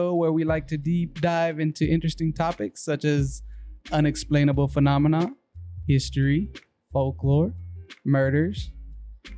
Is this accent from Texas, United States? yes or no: yes; Lubbock, Texas, United States; we're from Lubbock